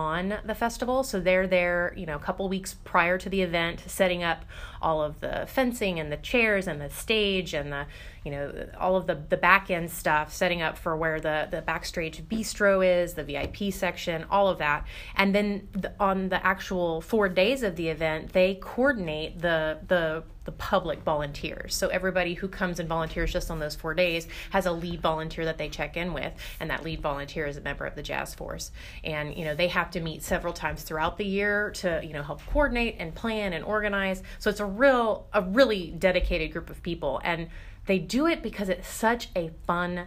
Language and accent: English; Texas, United States; now in Florida, United States; I was originally from Texas.